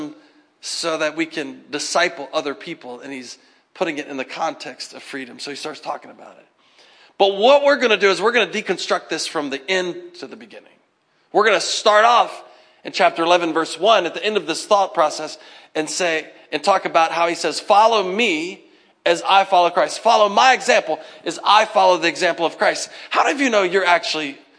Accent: United States; as Americans

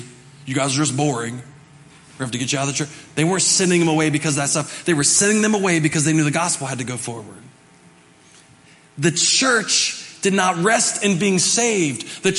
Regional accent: Arden, West Virginia, United States; from Arden, West Virginia. That's where I grew up.

